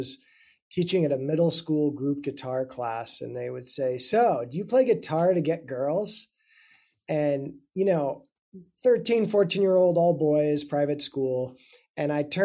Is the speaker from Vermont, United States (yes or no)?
no; Denver, Colorado, United States; moved away as an adult; now in Boston, United States; I'm originally from Denver, Colorado. I grew up in Colorado